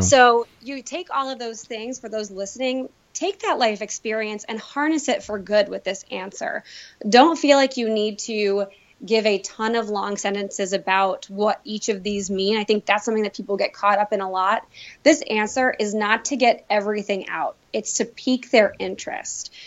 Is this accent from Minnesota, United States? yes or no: no; Elmira, New York, United States; moved away as an adult; now in Buffalo, United States; I was born and raised in Elmira, New York, where I went to a small Catholic school